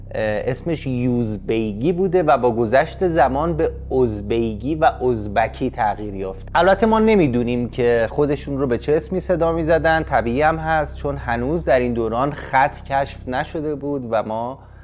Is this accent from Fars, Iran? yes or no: no; Tehran, Tehran Province, Iran; که در ایران متولد شدم در تهران 35 سال زندگی کردم